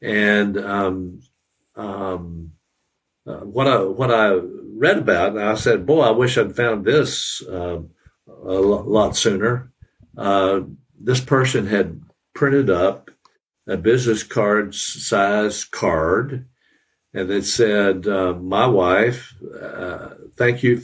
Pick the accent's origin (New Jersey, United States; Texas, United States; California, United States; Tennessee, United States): Tennessee, United States; now in St. Petersburg, United States; I grew up in Tennessee. You may be able to tell by my accent.